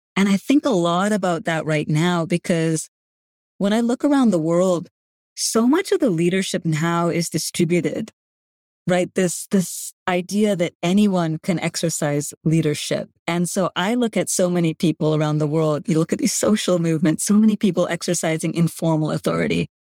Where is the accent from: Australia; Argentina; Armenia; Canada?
Canada; first language Gujarati; English is a second language; I grew up in Canada to parents who grew up in East Africa to grandparents who grew up in India